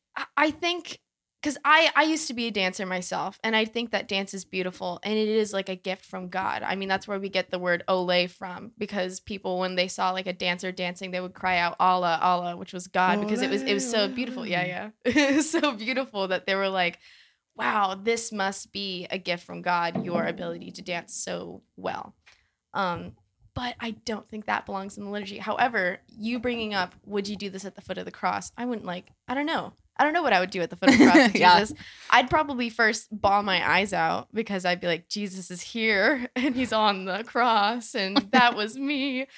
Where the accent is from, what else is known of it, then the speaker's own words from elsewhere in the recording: San Diego, California, United States; San Diego.